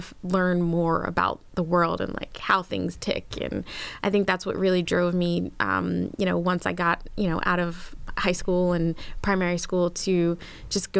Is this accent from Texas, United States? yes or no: no; Philadelphia, Pennsylvania, United States; moved away as an adult; I grew up in Philly. It was, well, suburb right outside of Philly. Lived there until I was 18